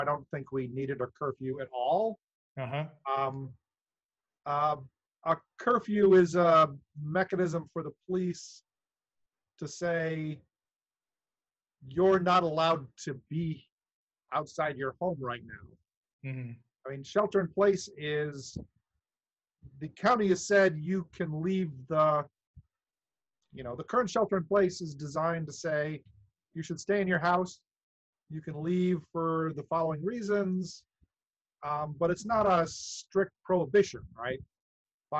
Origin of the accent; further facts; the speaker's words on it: Wisconsin, United States; now in Santa Clara, United States; I grew up in Wisconsin